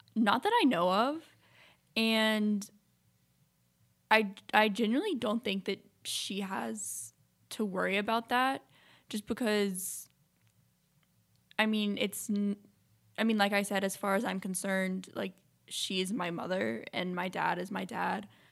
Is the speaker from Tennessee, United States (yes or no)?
yes; Memphis, Tennessee, United States; I was born in Memphis, Tennessee.